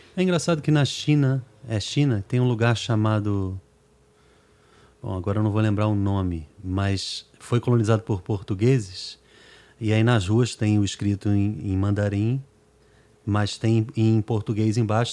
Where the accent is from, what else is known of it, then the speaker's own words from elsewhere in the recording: Brazil; accent: Brazilian; also born or lived in New York, United States; a gente que é nascido na América